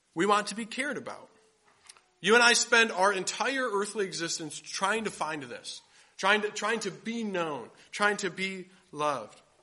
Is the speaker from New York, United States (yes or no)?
no; Grand Rapids, Michigan, United States; I grew up in Grand Rapids, Michigan